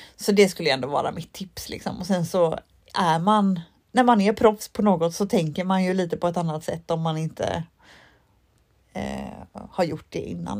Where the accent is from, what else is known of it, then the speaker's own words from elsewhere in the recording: Mölnlycke, Västra Götaland, Sweden; Mölnlycke där jag är ifrån